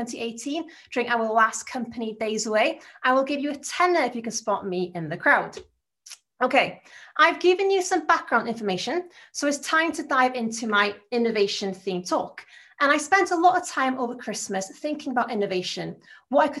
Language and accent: English; Anglesey, North Wales, United Kingdom; accent: Anglesey, North Wales; my accent is from a place called Anglesey in North Wales.